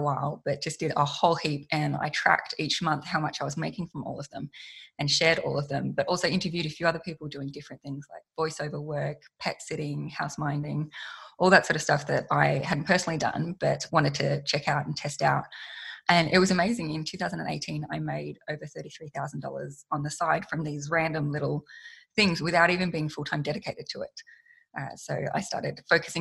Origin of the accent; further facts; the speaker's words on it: Australia; I'm an Australian woman.